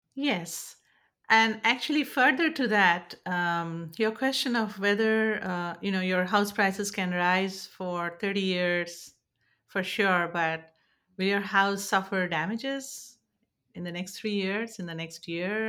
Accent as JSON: {"language": "English", "country": "India", "moved": "yes", "lives_now": "San Francisco Bay Area, United States", "said": "I'm originally from India and now settled in the San Francisco Bay Area"}